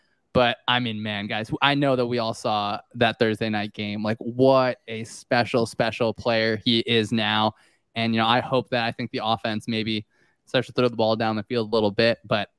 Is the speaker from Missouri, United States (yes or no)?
no; New Jersey, United States; I grew up in New Jersey